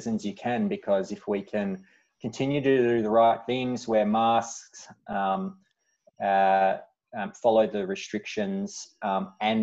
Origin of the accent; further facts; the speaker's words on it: Glen Waverley, Victoria, Australia; I grew up in Glen Waverley, went to Glen Waverley Secondary College